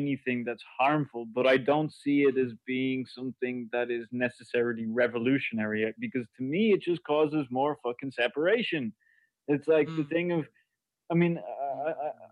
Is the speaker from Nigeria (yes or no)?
no; Ireland; being Irish